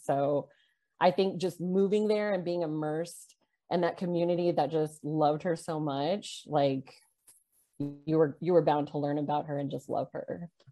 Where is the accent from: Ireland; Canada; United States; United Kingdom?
United States; Corpus Christi, Texas; also born or lived in California; when I moved to Corpus Christi in fifth grade, which I think was around 95